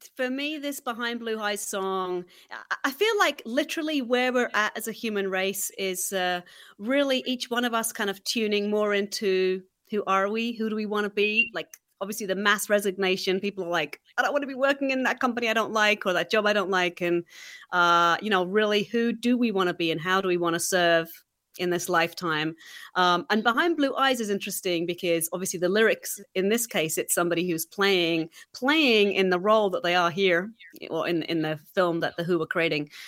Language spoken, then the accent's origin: English; England, United Kingdom; moved away; growing up in England